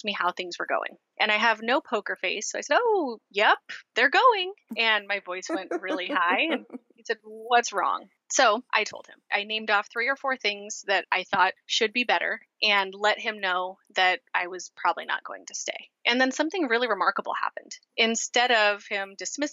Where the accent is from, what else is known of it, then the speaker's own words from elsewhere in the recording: Portland, Oregon, United States; I am from Portland, Oregon